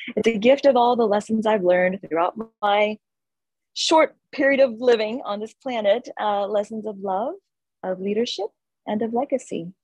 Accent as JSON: {"language": "English", "town": "Houston", "region": "Texas", "country": "United States", "tie": "born or raised there", "also_born_or_lived": "India / Pune, India", "moved": "as an adult", "said": "the first 19 years of my life, I grew up here in Houston, Texas"}